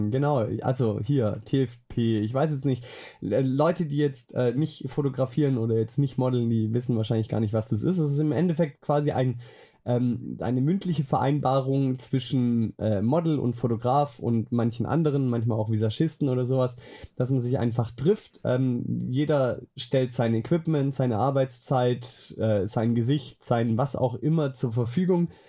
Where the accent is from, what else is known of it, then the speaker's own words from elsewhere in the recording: Swabia, Germany; als Schwabe weiß man sowas, und dann weiß ich, ah, trinkst halt bloß ein kleines Wässerle.